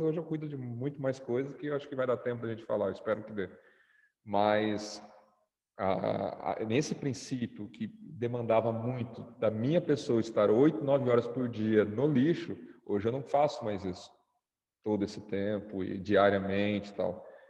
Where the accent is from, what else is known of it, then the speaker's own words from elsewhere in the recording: Brazil; moved away as an adult; now in Egypt; eu sou brasileiro